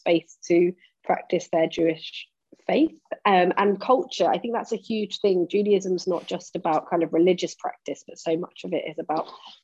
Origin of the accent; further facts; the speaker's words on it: Nottingham, East Midlands, United Kingdom; now in New York, United States; You'll hear from my accent that I'm actually not from far from you. I'm from Nottingham myself